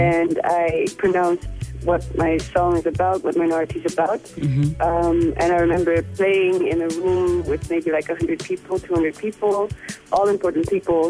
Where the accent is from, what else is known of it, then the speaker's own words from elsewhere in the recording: Netherlands; moved away as an adult; now in Namibia; I grew up mainly in the Netherlands, where the climate is completely different